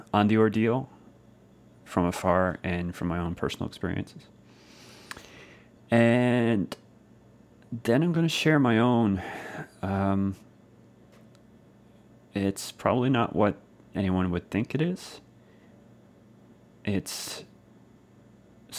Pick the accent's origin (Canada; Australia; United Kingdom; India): Canada; Clarenville, Newfoundland and Labrador; Clarenville, Newfoundland, Canada, of course, my hometown